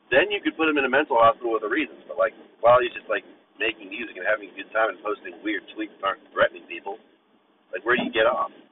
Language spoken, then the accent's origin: English; Bethel Park, Pennsylvania, United States; my hometown was Bethel Park